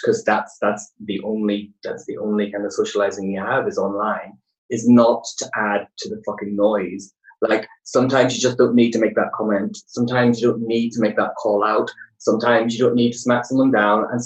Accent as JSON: {"language": "English", "town": "Belfast", "region": "Northern Ireland", "country": "United Kingdom", "tie": "born or raised there", "said": "growing up in Belfast"}